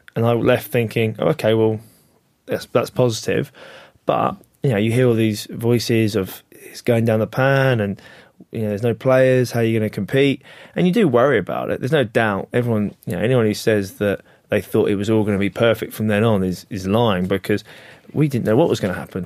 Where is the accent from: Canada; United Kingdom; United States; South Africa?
United Kingdom; England; as an English guy